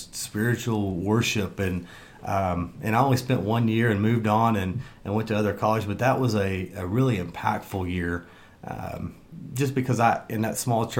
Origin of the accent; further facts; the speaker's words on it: Cleora, Oklahoma, United States; moved away as an adult; also born or lived in Ada, Oklahoma / Tulsa, Oklahoma; now in Bartlesville, United States; I grew up between Afton and Vinita.